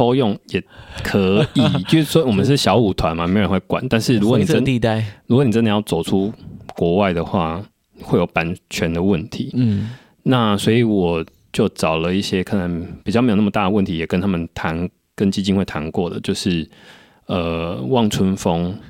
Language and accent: Chinese; Taiwan; first language Taiwanese Hokkien; 我的母语就是台语，因为毕竟从小家里讲的是台语。